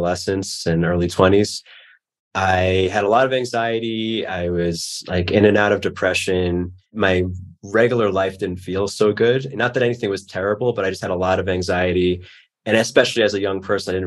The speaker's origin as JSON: {"language": "English", "region": "New York", "country": "United States", "tie": "born or raised there", "said": "growing up in New York, I just was not used to that."}